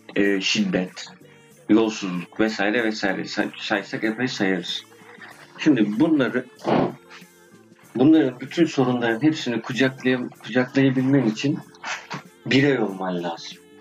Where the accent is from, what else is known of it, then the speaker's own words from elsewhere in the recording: Turkey; first language Turkish; Doğduğum, büyüdüğüm yer